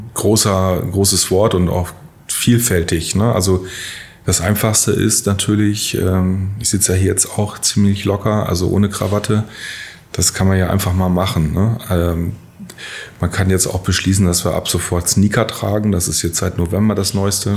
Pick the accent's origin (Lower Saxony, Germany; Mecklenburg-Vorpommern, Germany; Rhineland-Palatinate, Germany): Lower Saxony, Germany; Syke; moved away as an adult; also born or lived in Lehrte; ich komme aus Sieke gebürtig. Mhm ähm, in der Nähe von Bremen, da aufgewachsen